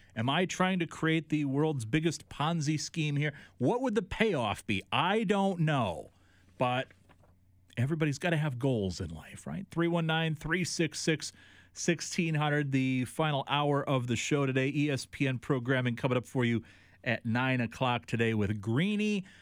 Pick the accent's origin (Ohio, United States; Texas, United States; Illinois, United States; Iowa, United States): Iowa, United States; here in what has always been, to me, my hometown